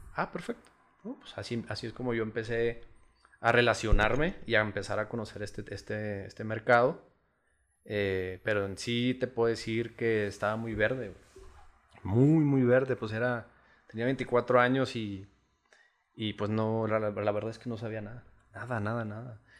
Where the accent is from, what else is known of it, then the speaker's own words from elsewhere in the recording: Chihuahua, Mexico; Yo nací aquí en, Chihuahua, Chihuahua, Chihuahua